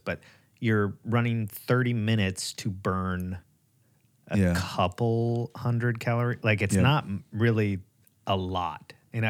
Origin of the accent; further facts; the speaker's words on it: United States; We're American.